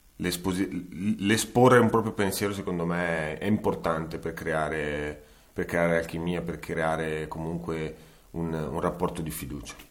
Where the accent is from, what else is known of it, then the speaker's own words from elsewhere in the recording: Como, Lombardy, Italy; io sono di Como, quindi andavo allo stadio Senigalli